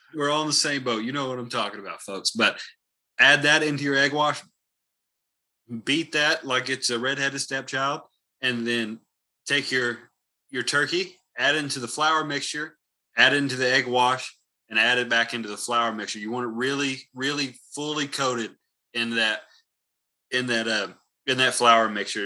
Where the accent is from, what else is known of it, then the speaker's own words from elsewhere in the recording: the South, United States; I'm from the South